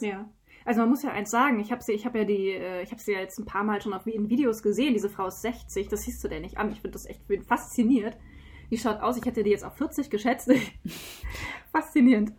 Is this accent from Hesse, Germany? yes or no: yes; Taunus, Hesse, Germany; Wir sitzen hier in Hessen im schönen Taunus. Wir haben uns nicht ganz auf der Mitte getroffen, aber äh, in der Mitte von Deutschland. Wir sind hier beide aufgewachsen